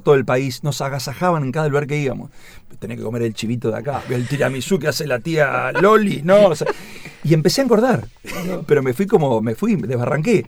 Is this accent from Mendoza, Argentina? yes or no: no; Tandil, Buenos Aires Province, Argentina; moved away as an adult; now in Buenos Aires, Argentina; corrí a la maratón Tandilia un montón de veces en, en postas, con el secundario, con la primaria